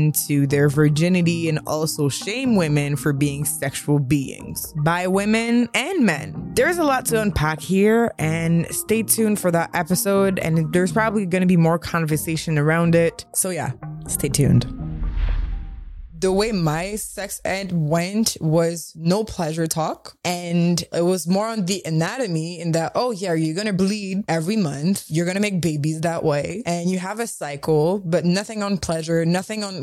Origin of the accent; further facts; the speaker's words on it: Canada; I'm from Canada, so the education system is different.